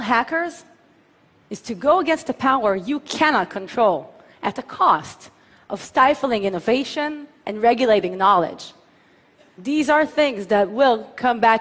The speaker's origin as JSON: {"language": "English", "town": "Tel Aviv", "region": "Tel Aviv District", "country": "Israel", "tie": "born or raised there", "said": "my hometown of Tel Aviv"}